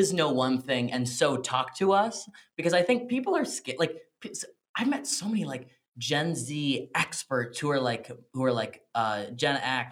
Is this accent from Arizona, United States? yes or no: no; Washington, District of Columbia, United States; I'm from Washington